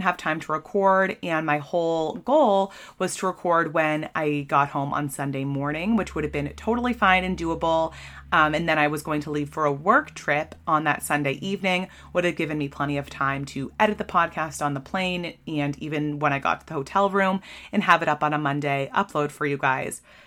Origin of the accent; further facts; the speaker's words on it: Maine, United States; I'm from Maine